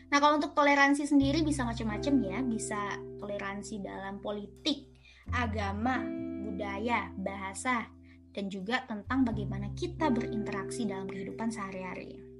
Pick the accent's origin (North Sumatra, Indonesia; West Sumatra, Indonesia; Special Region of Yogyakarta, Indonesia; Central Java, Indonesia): West Sumatra, Indonesia; Aku dari Sumatera Barat dan kamu dari Sibolga Sumatera Utara.